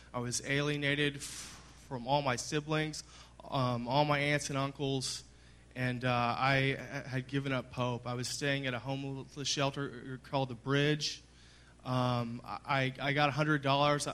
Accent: Dallas, Texas, United States; I grew up in Highland Park in Dallas

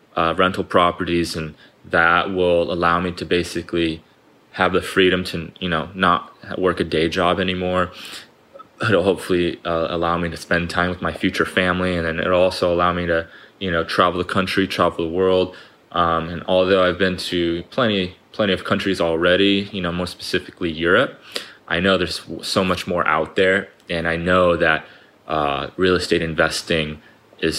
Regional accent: Huntington Beach, California, United States; I'm from Southern California, more specifically Huntington Beach, California

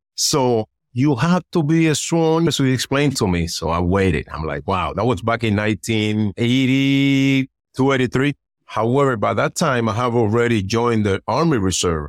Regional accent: Puerto Rico; moved away; also born or lived in Dominican Republic; I was born in Dominican Republic, and then in my early years, I was raised in Puerto Rico

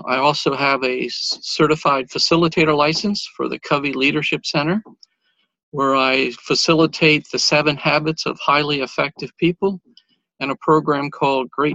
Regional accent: Smyrna, Delaware, United States; also born or lived in Georgetown, Delaware; I was raised here in the Smyrna area

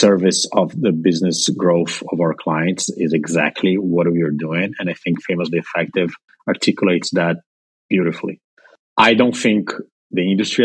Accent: São Paulo, Brazil; moved away as an adult; also born or lived in Colombia / Argentina / Chicago, United States; now in New York, United States; I'm originally from Brazil, but I lived in a couple other countries before moving to the U.S. I was born in São Paulo, lived in Colombia when I was a kid, from like 5 months old to four and a half years old.

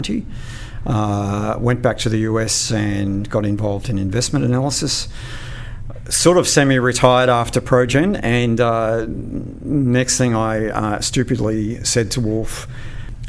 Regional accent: Queensland, Australia; I'm a Queenslander.

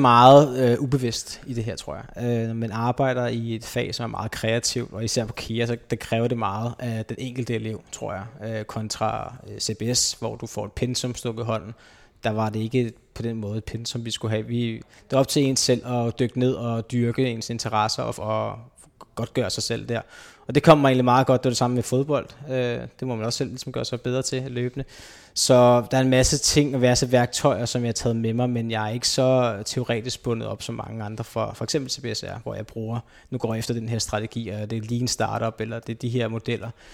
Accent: Copenhagen, Capital Region of Denmark, Denmark; also born or lived in Gladsaxe; opvokset på Østerbro

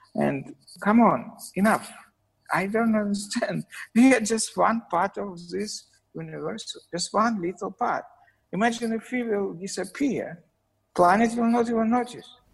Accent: Saint Petersburg, Russia; English is a second language; I was born in St. Petersburg, but I spent some times in childhood in a small tiny place between Moscow and St. Petersburg.

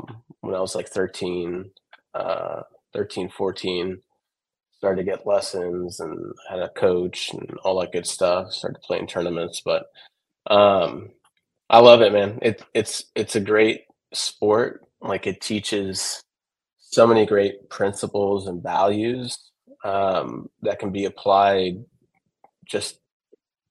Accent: Austin, Texas, United States; I was born and raised in Austin.

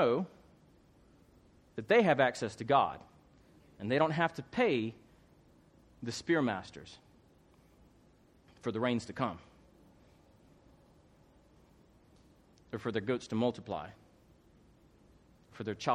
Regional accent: Tennessee, United States; I'm from Tennessee

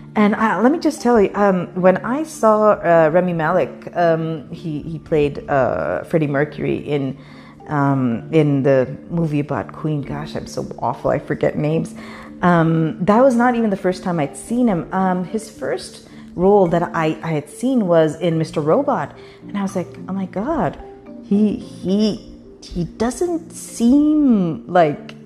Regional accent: Pakistan; now in United States; I was growing up in Pakistan

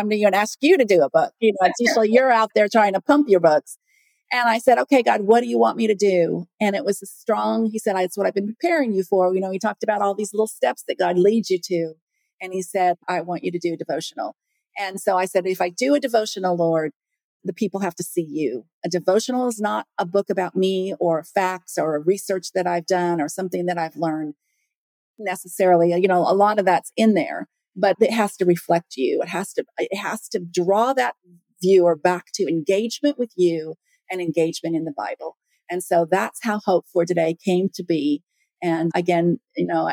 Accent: Las Vegas, Nevada, United States; I grew up in Las Vegas

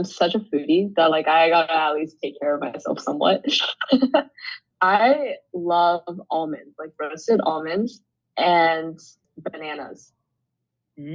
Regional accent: Southern California, United States; I'm Asian. I grew up in SoCal.

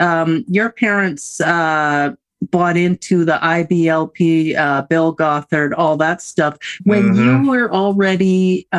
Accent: Canada; as a Canadian

